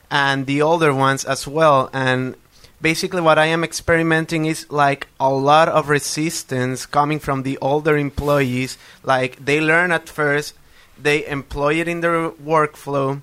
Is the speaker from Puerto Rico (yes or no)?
yes; Puerto Rico; moved away as an adult; now in Bethlehem, United States; I'm originally from Puerto Rico. I had to leave due to the hurricane, and I moved to this town